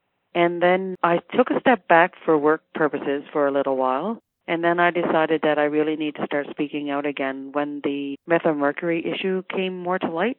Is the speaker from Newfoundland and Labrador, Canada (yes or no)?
yes; Happy Valley-Goose Bay, Newfoundland and Labrador, Canada; I'm a member of the Labrador Land Protectors. I'm from Happy Valley Goose Bay. I was born here and I was raised here. I am a mother and a grandmother